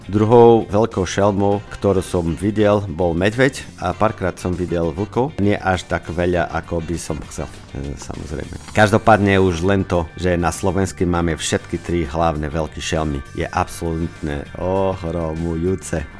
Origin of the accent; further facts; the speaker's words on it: Braga, Norte, Portugal; Slovak is a second language; moved away as an adult; now in Slovakia; Som zo so severu Portugalska z Braga Malagy. Je to hlavné mesta regióne Miňu.